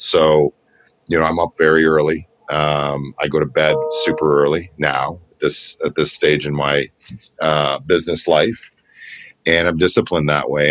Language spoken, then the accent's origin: English; Toronto, Ontario, Canada; we grew up in Scarborough together uh, in the same neighborhood, Kingston Galloway